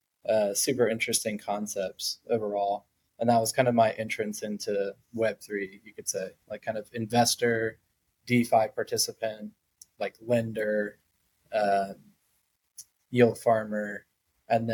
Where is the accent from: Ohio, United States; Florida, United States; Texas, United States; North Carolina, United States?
Florida, United States; South; also born or lived in Atlanta; now in New York, United States; I grew up in South Florida.